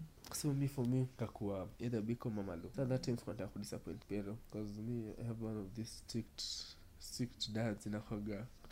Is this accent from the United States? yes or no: no; Kenya; now in Australia; I can say, I don't care, it's cooking, because I'm from Africa. I'm in Australia.